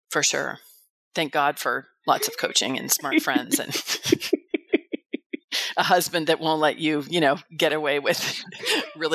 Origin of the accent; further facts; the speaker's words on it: California, United States; moved away as an adult; now in Arizona, United States; before I moved to Arizona about 18 years ago, I was from the San Francisco Bay Area.